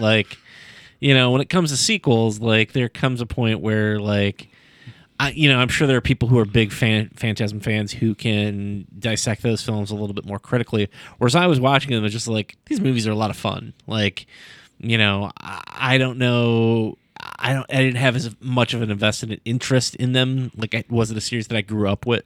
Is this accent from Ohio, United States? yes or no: yes; Sandusky, Ohio, United States; the eighties in Sandusky, Ohio, where I grew up